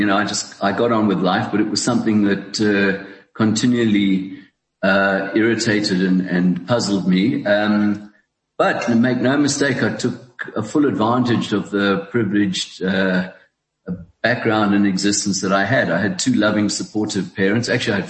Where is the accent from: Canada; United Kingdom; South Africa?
South Africa; also born or lived in Hong Kong; And so that's how I was born in Hong Kong, but eventually we returned to South Africa.